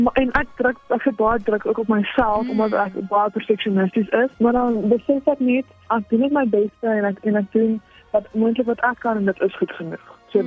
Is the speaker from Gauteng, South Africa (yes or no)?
yes; Johannesburg, Gauteng, South Africa; now in Bethlehem, South Africa; ek kom oorspronklik van Johannesburg af